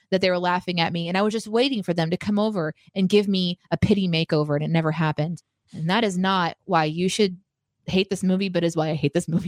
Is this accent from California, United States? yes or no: no; Springfield, Missouri, United States; I grew up in Springfield, fucking Missouri